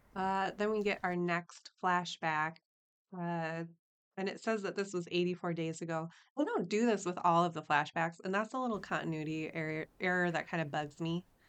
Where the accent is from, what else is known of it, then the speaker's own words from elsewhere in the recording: Minneapolis, Minnesota, United States; I'm from Minneapolis